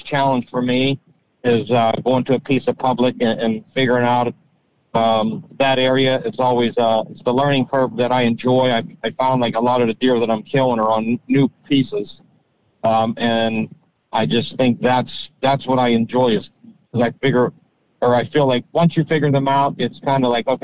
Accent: Pittsburgh, Pennsylvania, United States; I grew up near Pittsburgh, just south of Pittsburgh

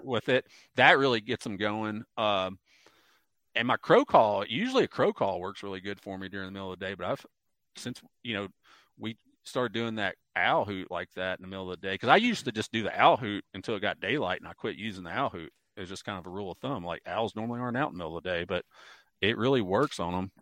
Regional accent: Mississippi Delta, United States; also born or lived in southern Ohio; now in Ohio, United States; I grew up in the Mississippi Delta

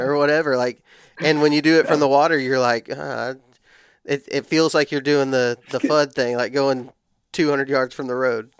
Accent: West Texas, United States; I grew up in West Texas where ladder stands aren't really a thing.

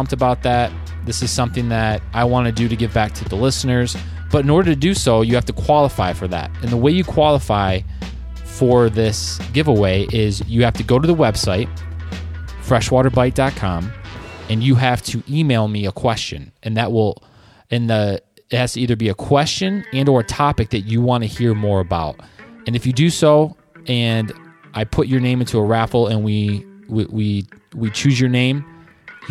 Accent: Michigan, United States; they knew I was from Michigan

